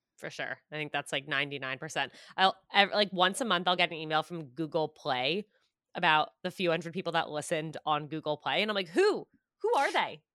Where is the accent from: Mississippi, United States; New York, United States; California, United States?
New York, United States; Westchester; also born or lived in Syracuse, New York / Manhattan, New York; I grew up in Westchester, so, like, right outside New York City